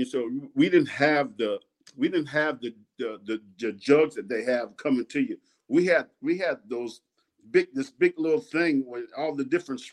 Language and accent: English; New York, United States; moved away; also born or lived in Sanford, Florida; I'm from New York, so they think I'm a New York boy